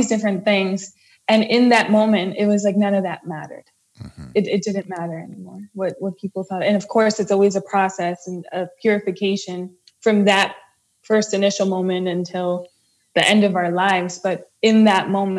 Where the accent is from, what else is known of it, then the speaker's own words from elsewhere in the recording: New Jersey, United States; So I was from New Jersey.